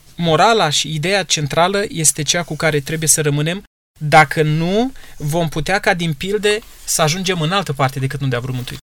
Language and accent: Romanian; Romania; noi astăzi, ca români